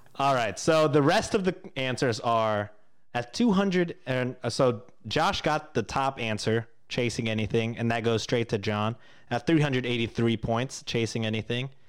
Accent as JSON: {"language": "English", "country": "Canada", "said": "as a Canadian"}